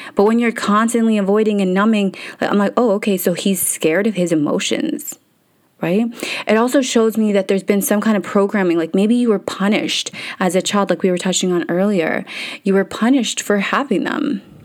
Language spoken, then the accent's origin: English; Canada; English is a second language; So I couldn't speak English, moved to Canada.